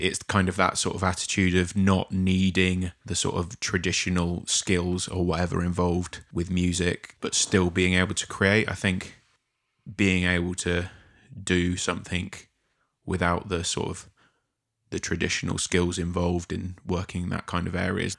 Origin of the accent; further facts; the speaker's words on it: Poole, South West England, United Kingdom; now in Brighton, United Kingdom; I grew up on the south coast, but in a different part of the south coast. So I was born in Poole, which is a small small town just outside of Bournemouth